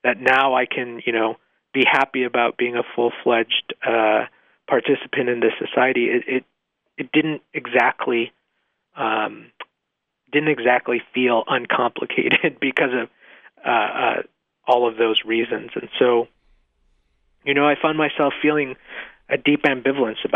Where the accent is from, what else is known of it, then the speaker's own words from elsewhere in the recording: Mexico; now in United States; I was born in Mexico